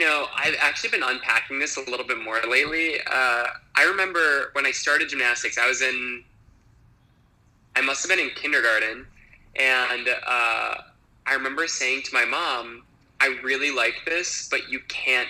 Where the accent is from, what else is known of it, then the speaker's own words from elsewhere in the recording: Appleton, Wisconsin, United States; moved away as an adult; now in New York, United States; I am from Appleton, Wisconsin, which is one of like the very like internal states in the U.S.